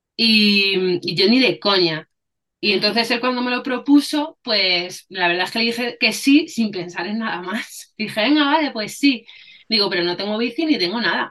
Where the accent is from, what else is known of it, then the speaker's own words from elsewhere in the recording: Spain; soy española y mi madre, o sea, mi padre es español y mi madre es africana.